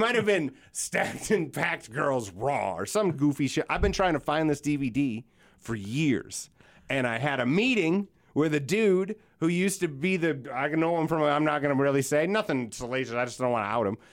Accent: Yankton, South Dakota, United States; in the summer, I was raised on the Missouri River down by Yankton

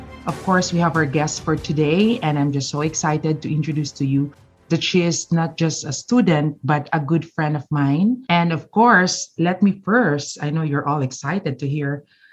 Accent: General Santos, Soccsksargen, Philippines; We share the same hometown. So we are both from General Santos City.

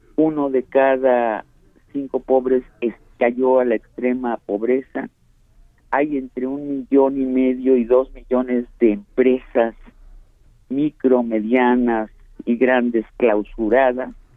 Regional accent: Mexico; nosotros los mexicanos

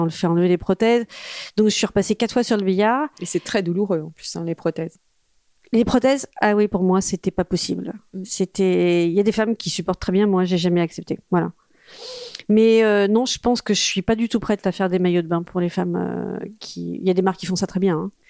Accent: France; also born or lived in Corsica (summers, ancestry) / China; je suis française et j'ai été élevée à la française avec des marques françaises autour de moi

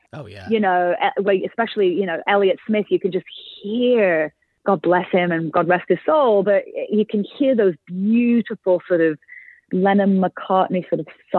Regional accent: England, United Kingdom; very much is about sort of growing up in Northern England and being bullied, misunderstood, feeling like an outcast.

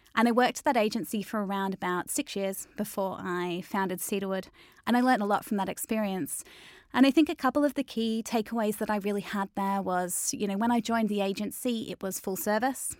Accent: Melbourne, Victoria, Australia; moved away as an adult; now in Manchester, United Kingdom; I grew up in Melbourne

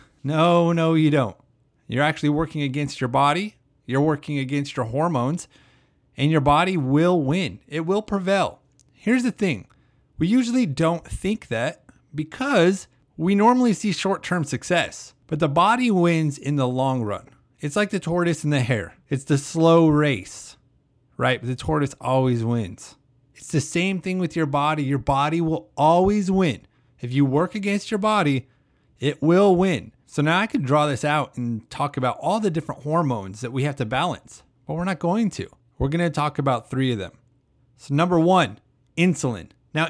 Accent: Idaho, United States; Now, if you don't know, I moved from Idaho. So I'm used to the cold, the mountains and everything. And my mom just told me the other day that it's been in the 30s back home.

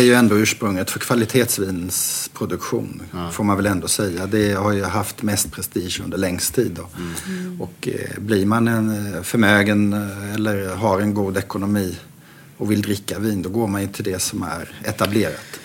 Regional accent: Sweden; Jag var ju ensam svensk det året

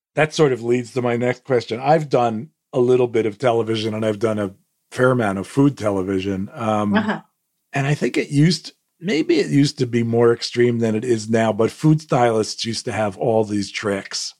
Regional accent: United States; as an American

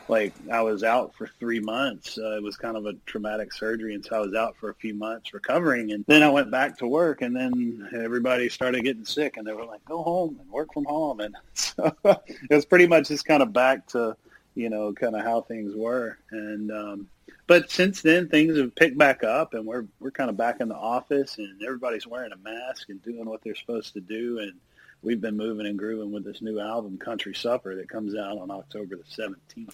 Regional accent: Bolton, Mississippi, United States; I grew up in Bolton, Mississippi

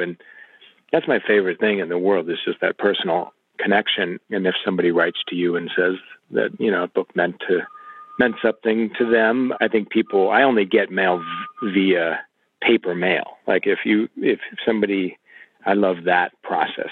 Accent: Illinois, United States; I grew up in Illinois

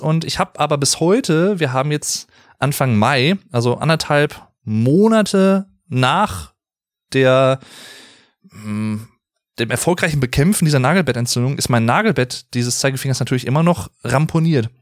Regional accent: Germany; hier in meiner Heimatstadt

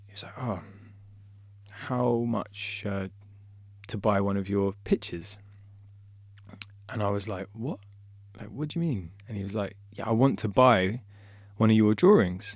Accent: London, United Kingdom; I was born and raised in London

